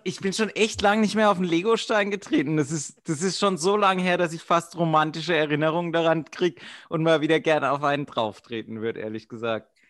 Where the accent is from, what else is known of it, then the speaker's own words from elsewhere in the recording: suburb of Karlsruhe, Baden-Württemberg, Germany; Ich war aus dem Vorort von Karlsruhe